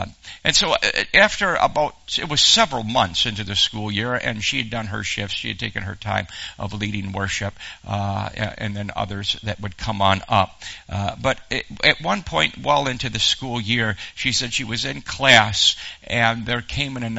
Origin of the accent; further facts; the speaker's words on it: Western New York, United States; moved away as an adult; now in Texas, United States; I was raised in Western New York